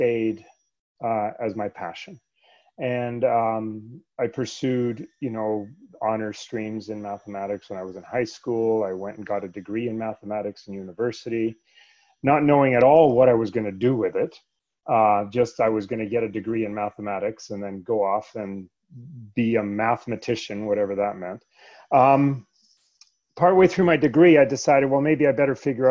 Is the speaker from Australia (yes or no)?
no; Canada; English is a second language; also born or lived in Sweden; I was born in Sweden, actually. And we moved from Sweden to Canada when I was 8 years old